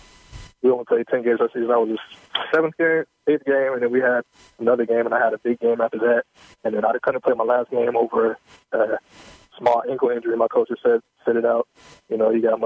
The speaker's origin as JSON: {"language": "English", "region": "South Carolina", "country": "United States", "moved": "as an adult", "lives_now": "Houston, United States", "said": "I'm from South Carolina."}